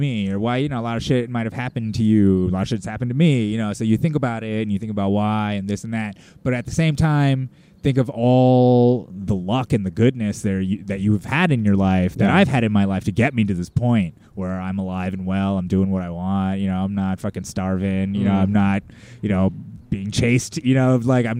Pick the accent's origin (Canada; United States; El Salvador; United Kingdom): United States; as Americans, we can't help but to be sociopaths on some level